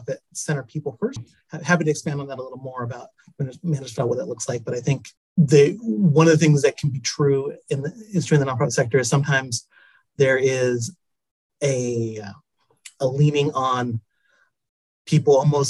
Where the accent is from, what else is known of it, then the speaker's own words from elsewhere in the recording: Tacoma, Washington, United States; I was born in Tacoma, Washington. I'm a Washington native